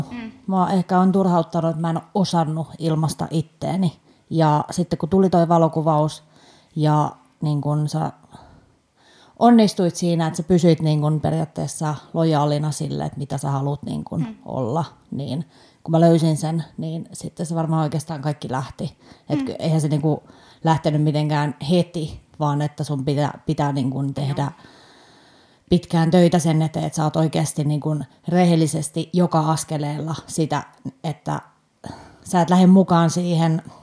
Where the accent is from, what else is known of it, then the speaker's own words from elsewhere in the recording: Vantaa, Uusimaa, Finland; mä tuun siis Vantaalta, vantaalainen, mm. syntyläinen.